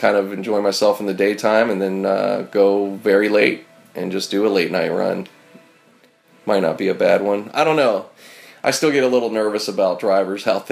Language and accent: English; Pittsburgh, Pennsylvania, United States; moved away as an adult; now in Los Angeles, United States; I was born here in L.A., but I grew up in Pittsburgh. Meaning from age 10 to 21 is Pittsburgh